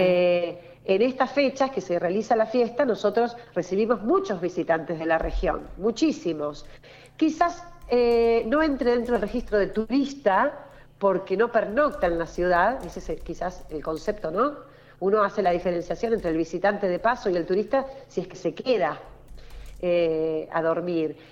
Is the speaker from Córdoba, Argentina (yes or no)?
no; Buenos Aires Province, Argentina; Nuestra región, nuestra región, nuestro litoral marítimo, Patagones, es el distrito bonaerense más grande de la provincia de Buenos Aires